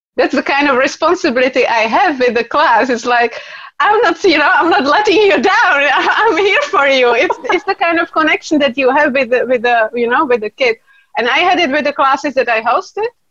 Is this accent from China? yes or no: no; Czechia; I come from Czech Republic